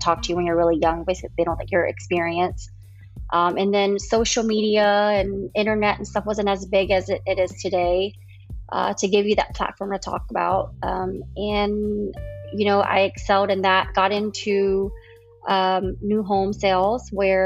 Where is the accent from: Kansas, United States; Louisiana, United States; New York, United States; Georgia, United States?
Louisiana, United States; New Orleans; now in Texas, United States; Born and raised in New Orleans